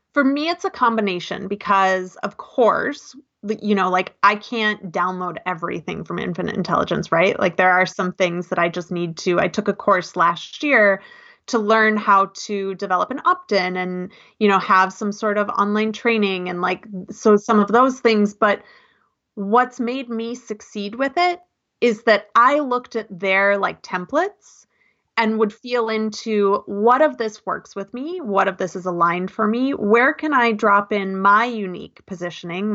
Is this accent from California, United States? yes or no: no; Minneapolis, Minnesota, United States; moved away as an adult; also born or lived in North Dakota / Seattle; I grew up in Minneapolis